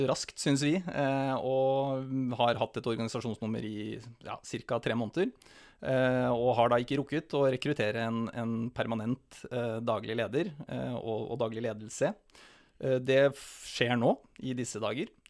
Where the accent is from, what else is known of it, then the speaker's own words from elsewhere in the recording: Vadsø, Finnmark, Norway; Ja, født og oppvokst i Finnmark. Bodd i Vadsø i 13 år.